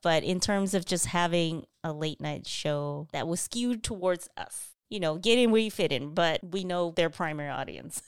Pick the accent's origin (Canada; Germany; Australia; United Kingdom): Canada; growing up in Canada